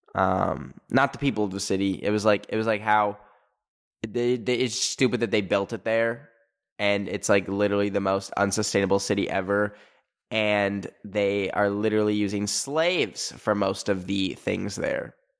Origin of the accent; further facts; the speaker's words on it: Alberta, Canada; moved away; where I grew up in Alberta, Canada